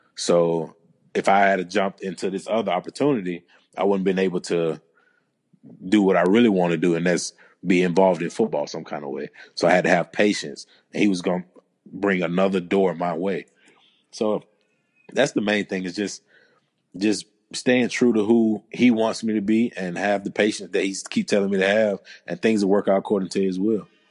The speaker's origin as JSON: {"language": "English", "region": "Georgia", "country": "United States", "moved": "yes", "said": "I'm originally from Georgia"}